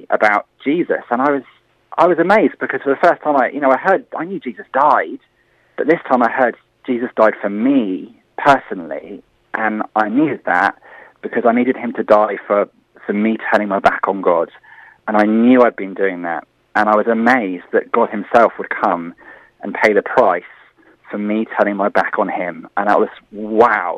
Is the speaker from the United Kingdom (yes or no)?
yes; Bournemouth, South West England, United Kingdom; moved away as an adult; I moved back to Bournemouth, actually, in 2009. And back to my hometown